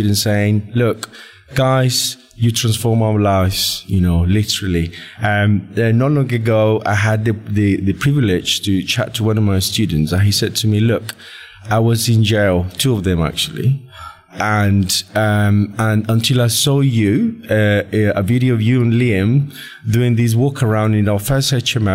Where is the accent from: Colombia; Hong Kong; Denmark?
Colombia; moved away as an adult; now in United Kingdom; I'm from Colombia, born and raised in Colombia